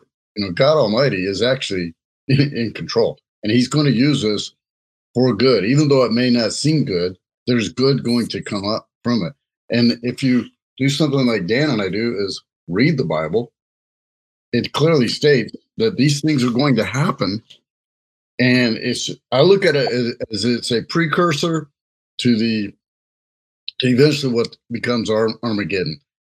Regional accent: Jamaica; Hey, I'm Jamaican, so sometimes they bad.

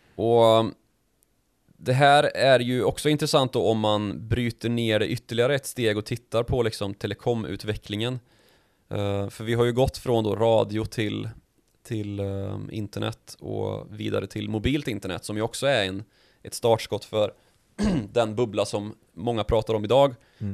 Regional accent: Värmland, Sweden; när jag var liten och i, Nej, i Östergötland, Nej, Värmland

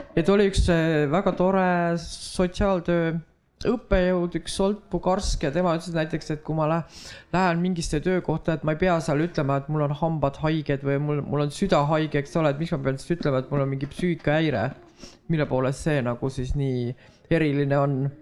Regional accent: Võru County, Estonia; ma kasvasin üles Võrumaal

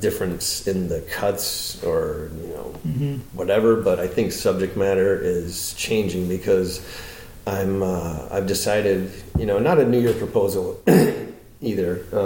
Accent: Florida, United States; now in Los Angeles, United States; I'm from Florida

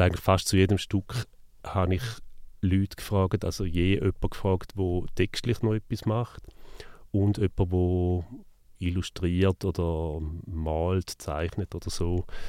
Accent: Neuhausen am Rheinfall, Schaffhausen, Switzerland; Neuhaus am Rheinfall, gewesen, also wo ich aufgewachsen bin

